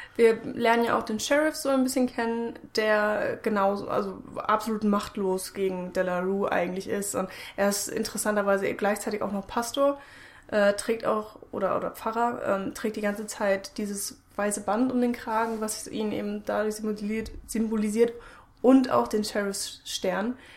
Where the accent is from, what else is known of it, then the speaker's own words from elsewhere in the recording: Germany; wir sind Deutsche